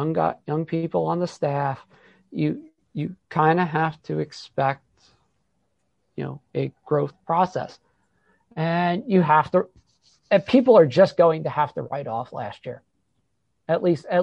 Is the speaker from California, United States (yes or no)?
no; New Jersey, United States; We're from New Jersey